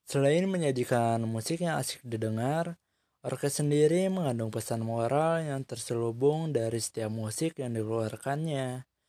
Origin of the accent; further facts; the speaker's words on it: Bandung, West Java, Indonesia; born there; Saya lahir di Bandung sama kayak Dadan dan saya adalah seorang mahasiswa dari jurusan Komunikasi dan Penyiaran Islam di Universitas Islam Negeri